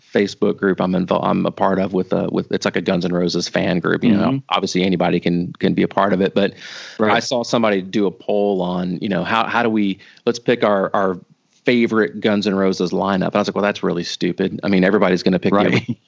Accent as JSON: {"language": "English", "town": "Charlotte", "region": "North Carolina", "country": "United States", "tie": "born or raised there", "moved": "yes", "said": "I grew up in Charlotte."}